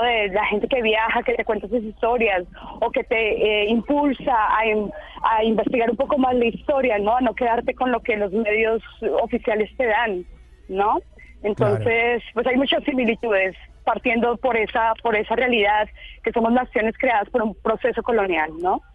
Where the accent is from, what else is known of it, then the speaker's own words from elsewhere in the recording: Colombia; moved away as an adult; also born or lived in South Africa; de dónde eres, de Colombia